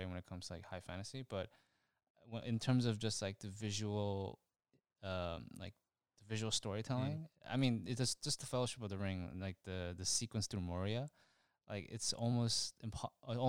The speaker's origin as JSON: {"language": "English", "country": "United States", "said": "I'm from America"}